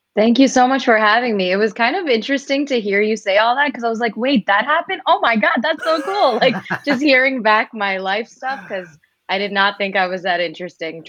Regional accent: United States; for us as Indian Americans

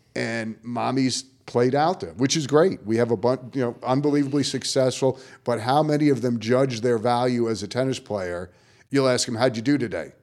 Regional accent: New York, United States; moved away; growing up in New York

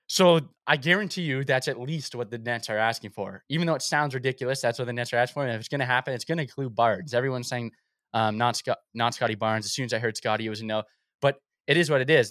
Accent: Toronto, Ontario, Canada; I was born in Scarborough, so it's kinda like where I grew up

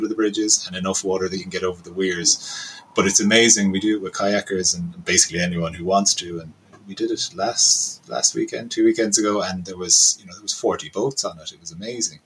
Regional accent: Cork, Munster, Ireland; I'm from Cork

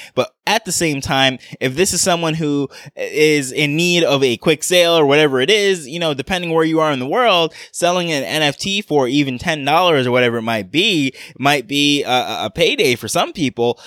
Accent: New York, United States; I grew up in New York

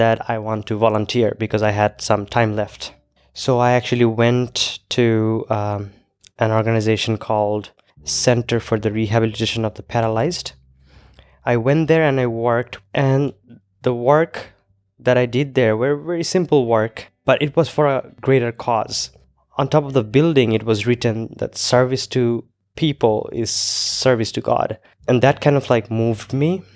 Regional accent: Bangladesh; first language Bengali; English is a second language; also born or lived in Iowa; I'm from Bangladesh.

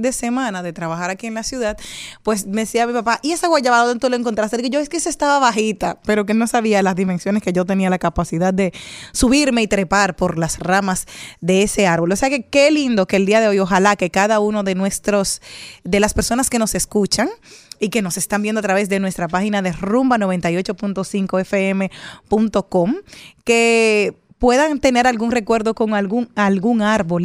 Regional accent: Monte Plata, Dominican Republic; en mi infancia, en Monte Plata

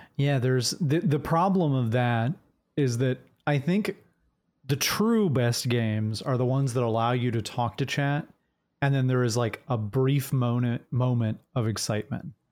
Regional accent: Jacksonville, Florida, United States; moved away; I was born right near Jacksonville. Uh, I grew up in Jacksonville

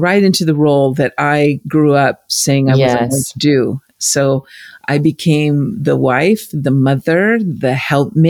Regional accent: United States; But I grew up in the States

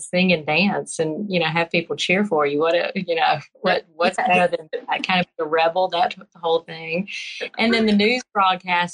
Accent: Birmingham, Alabama, United States; accent: Southern; Birmingham, Alabama

